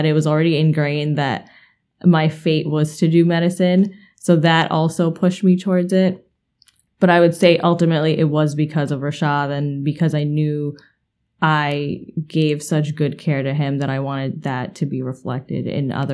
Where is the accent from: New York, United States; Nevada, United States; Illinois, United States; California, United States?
New York, United States; New York City; I was born and raised in Queens, literally practically lived in the same house up until tomorrow I'm moving out